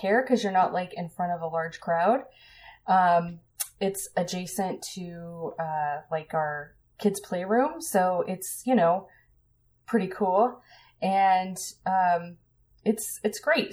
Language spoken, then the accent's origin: English; Colorado, United States; I grew up in Colorado